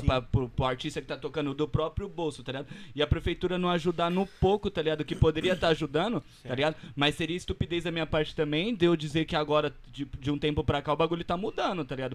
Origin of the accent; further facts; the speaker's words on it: Brazil; eu sou do Barreto